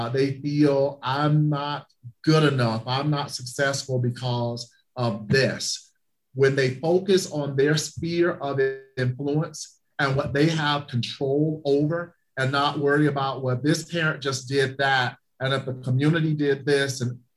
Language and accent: English; the South, United States; moved away; I'm from the South and we believe in Southern hospitality